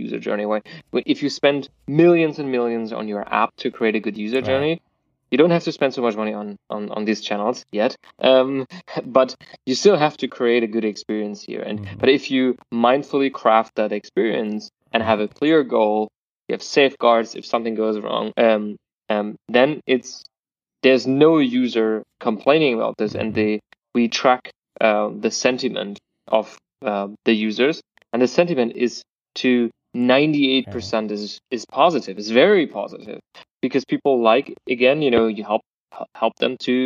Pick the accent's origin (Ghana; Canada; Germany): Germany; I'm from Germany